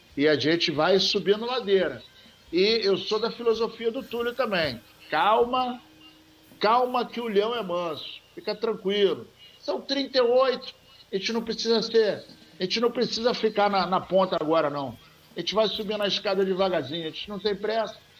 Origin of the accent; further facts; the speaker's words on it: Serra Branca, Paraíba, Brazil; Eu sou de Serra Branca, lá do Cariri.